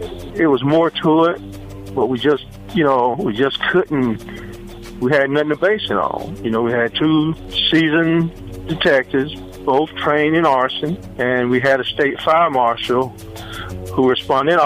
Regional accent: Brooksville, Florida, United States; we were both born and raised in Brooksville

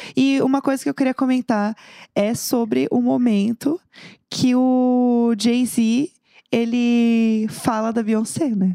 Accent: São Paulo, Brazil; eu sou de São Paulo, capital

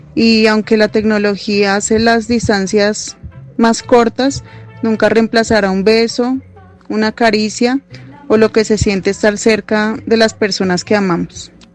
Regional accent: Colombia; soy colombiana y mi esposo es de Suiza

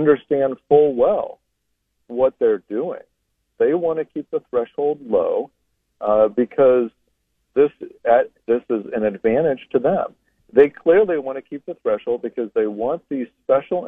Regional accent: Ohio, United States; I'm born and bred in Ohio. My family lives here. I'm raising my kids here

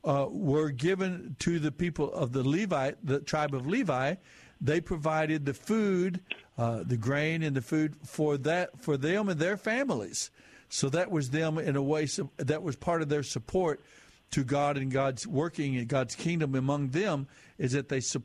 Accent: United States; my experience as an American citizen.

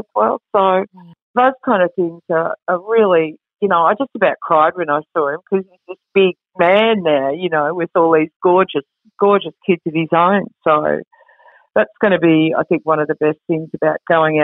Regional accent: Woollora, Victoria, Australia; in Woollora, where I grew up

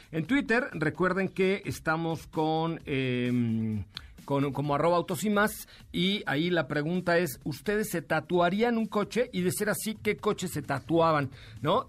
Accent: Yucatán, Mexico; yo soy yucateco

